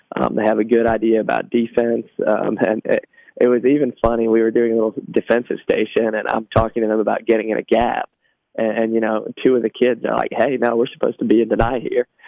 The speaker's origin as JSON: {"language": "English", "area": "Trousdale County", "region": "Tennessee", "country": "United States", "tie": "born or raised there", "also_born_or_lived": "Cookeville, Tennessee", "said": "I grew up in Trousdale County, so that's a, about an hour away."}